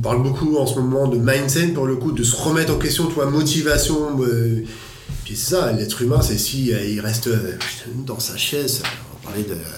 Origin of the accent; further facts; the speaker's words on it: France; nous en tant que Français